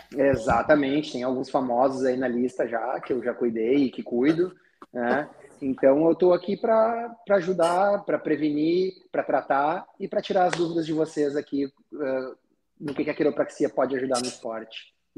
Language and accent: Portuguese; Taquara, Rio Grande do Sul, Brazil; moved away as an adult; now in Rio de Janeiro, Brazil; eu sou gaúcho, sou de uma cidade do interior do Rio Grande do Sul, Taquara